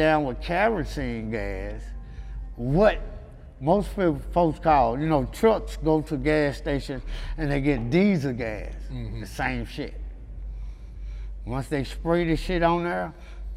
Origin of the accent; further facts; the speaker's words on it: Memphis, Tennessee, United States; I was from South Memphis, but I was staying in North Memphis